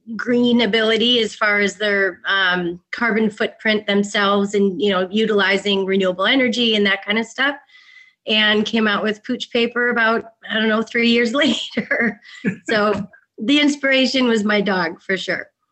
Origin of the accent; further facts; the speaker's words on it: Chicago, Illinois, United States; moved away as an adult; now in New York, United States; I'm originally from Chicago